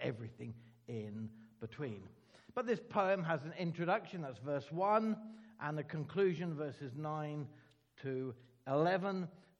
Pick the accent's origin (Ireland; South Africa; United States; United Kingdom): Ireland; Being Irish, I can tell Irish jokes